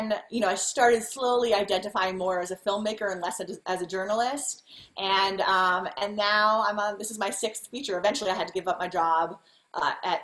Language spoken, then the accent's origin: English; New York, United States; moved away; also born or lived in San Francisco; where I grew up in New York